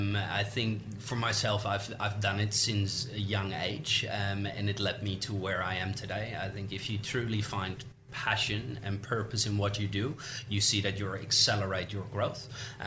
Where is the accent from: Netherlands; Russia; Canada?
Netherlands; English is a second language; now in Australia; when I moved to Australia from the Netherlands, that was 9 years ago, and I didn't know a single soul.